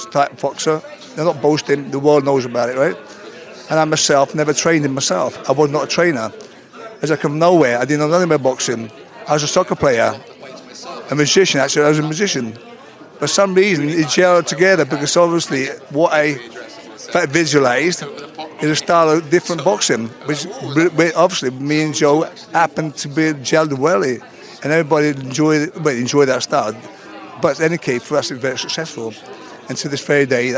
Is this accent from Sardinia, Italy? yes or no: yes; Sardinia, Italy; moved away; also born or lived in Bedford; I'm from Sardinia